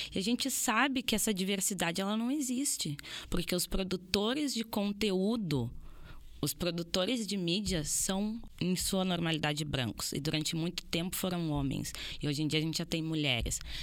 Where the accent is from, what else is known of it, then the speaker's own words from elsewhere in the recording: Brazil; eu enquanto brasileira estou num país colonizado